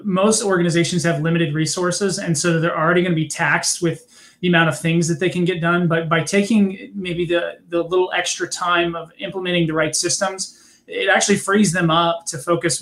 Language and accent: English; California, United States; I'm from California